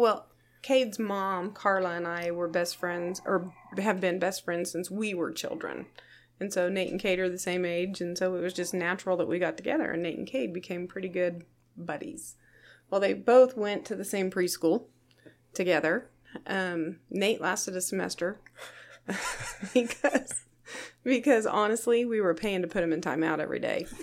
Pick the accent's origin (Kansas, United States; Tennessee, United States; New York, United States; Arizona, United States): Kansas, United States; Nickerson; I grew up here in Reno County, Nickerson